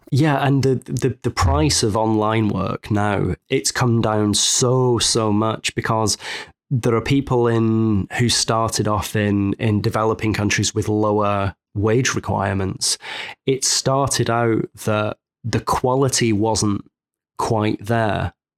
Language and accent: English; Manchester, North West England, United Kingdom; moved away as an adult; now in Savannah, United States; I'm, I'm from Manchester, England, originally, and I've been in Savannah, Georgia, in the U S for almost six months now.